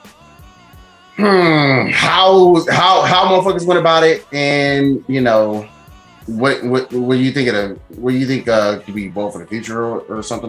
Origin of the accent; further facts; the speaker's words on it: St. Louis, Missouri, United States; moved away as an adult; now in Chicago, United States; I'm from St. Louis